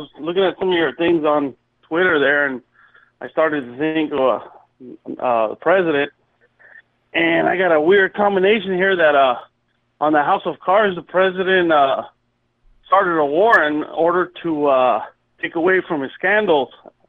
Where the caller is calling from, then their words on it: California, United States; from the city of, from California.